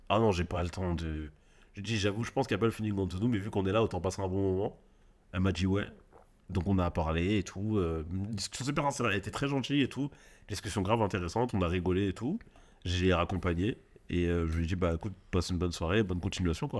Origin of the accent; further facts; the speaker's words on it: Marseille, Provence-Alpes-Côte d'Azur, France; en tant que Marseillais